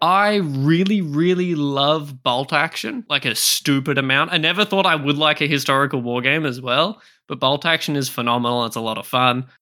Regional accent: Australia; I am from Australia

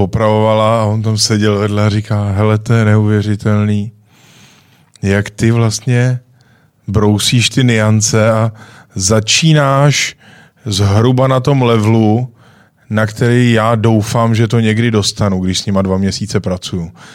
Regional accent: Czechia; jsem Čech

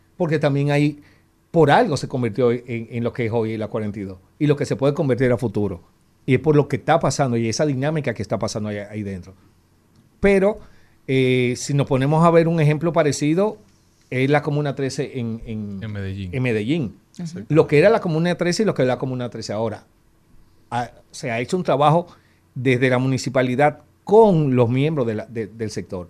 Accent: Dominican Republic; lo que somos como dominicanos

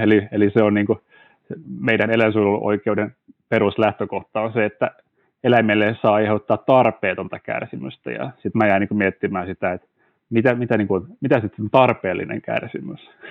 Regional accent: Turku, Southwest Finland, Finland; perheessä, missä, missä kasvoin kotona Turussa

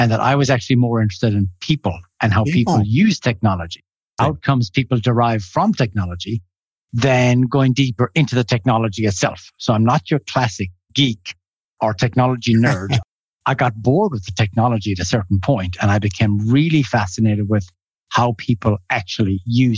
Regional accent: Ireland; moved away as an adult; also born or lived in Finland / New Zealand / Switzerland; I grew up in Ireland. I did my bachelor's degree there. Then I moved to Finland, did my master's in Finland.

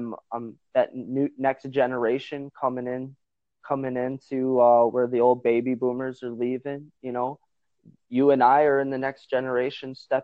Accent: Northwest Wisconsin, United States; I'm from Northwest Wisconsin

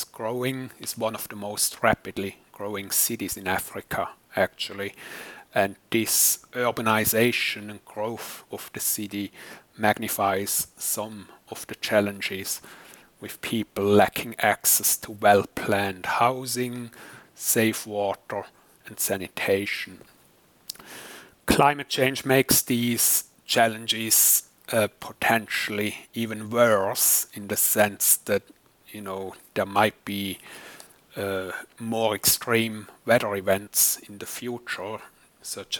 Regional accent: German-speaking Switzerland, Switzerland; moved away as an adult; also born or lived in United States; now in Newcastle, United Kingdom; As you can maybe guess from my accent, I'm not British, but originally from Switzerland, kind of the German-speaking part of the world.

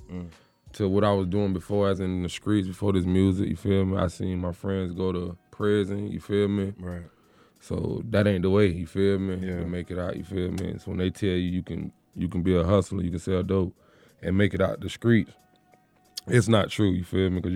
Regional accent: Deerfield Beach, Florida, United States; I'm from Broward County, Florida. Okay. Deerfield Beach, exit 42.

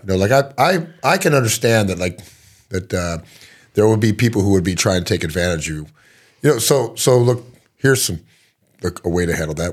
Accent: Texas, United States; I'm from Texas

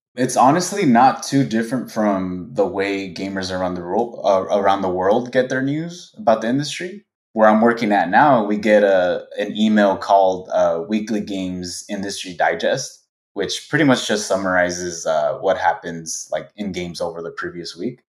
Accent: Los Angeles, California, United States; I was born and raised in Los Angeles.

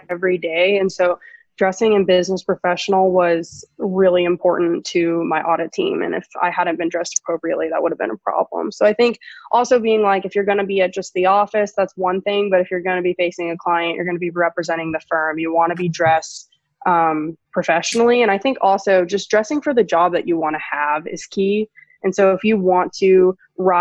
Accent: Dallas, Texas, United States; I'm from Dallas

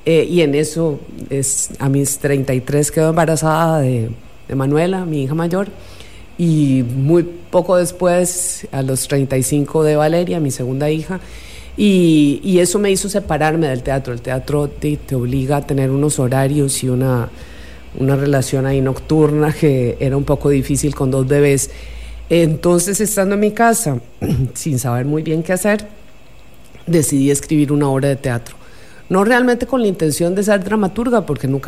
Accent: Costa Rica; born or raised there; accent: Costa Rican; also born or lived in Buenos Aires, Argentina / Colombia

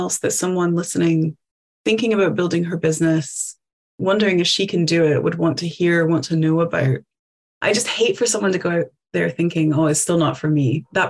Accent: Appalachia, United States; because I grew up in the Appalachian Mountains. My mom didn't have access to running water until she started high school. We are mountain people.

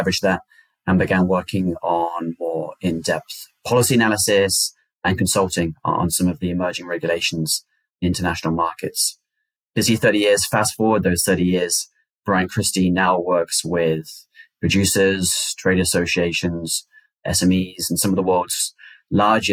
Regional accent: United Kingdom; moved away as an adult; also born or lived in China / Italy / Kenya; now in United States; I'm originally from the United Kingdom.

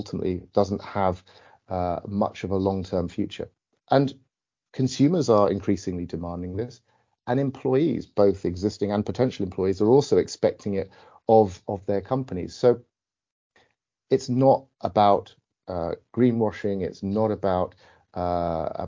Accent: United Kingdom; as a Brit

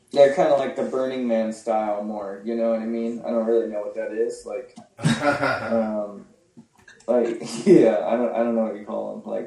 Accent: Las Cruces, New Mexico, United States; also born or lived in Alamogordo / southern Colorado; I'm from New Mexico actually. Okay. Uh, Colorado and New Mexico is where I grew up, like southern Colorado and uh, New Mexico area, like Las Cruces and Alamogordo, are like kind of my hometowns.

